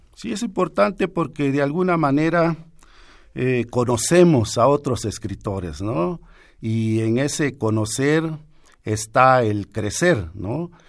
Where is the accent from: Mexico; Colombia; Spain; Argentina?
Mexico; Juchitán de Zaragoza, Oaxaca; escribo en lengua zapoteca, eh, nací en Juchitán de Zaragoza, Oaxaca, en el año de 1958